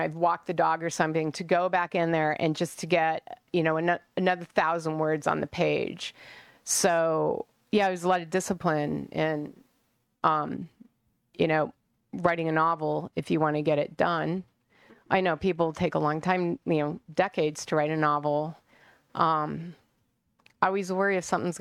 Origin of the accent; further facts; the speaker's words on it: Colorado, United States; moved away as an adult; also born or lived in San Francisco; now in Phoenix, United States; I was born in Colorado, raised, went to college there.